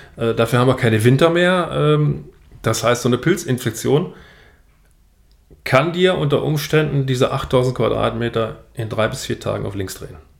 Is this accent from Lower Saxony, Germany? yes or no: no; Niederkrüchten, North Rhine-Westphalia, Germany; Ich komme hier aus Niederkrüchten, kurz vor der holländischen Grenze.